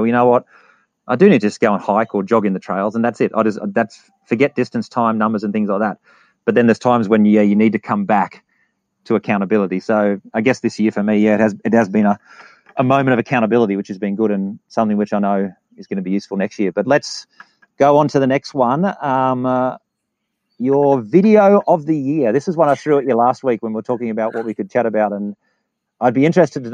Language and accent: English; England, United Kingdom; I'm from England.